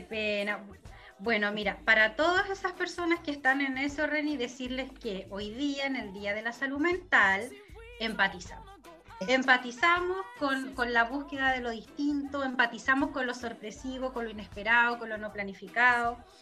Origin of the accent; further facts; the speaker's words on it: Chile; como chileno